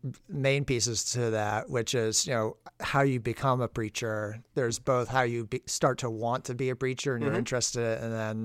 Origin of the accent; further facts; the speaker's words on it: Maine, United States; And I grew up in Maine, New England.